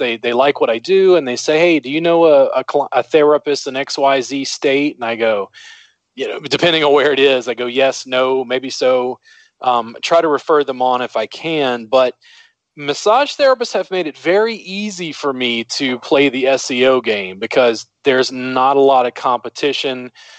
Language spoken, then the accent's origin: English; the South, United States; now in Austin, United States; I'm a Southerner